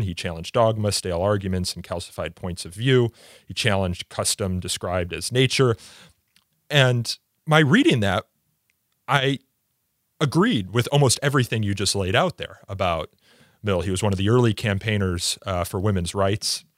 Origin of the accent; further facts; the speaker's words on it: Midwest, United States; I'm from the Midwest here in the United States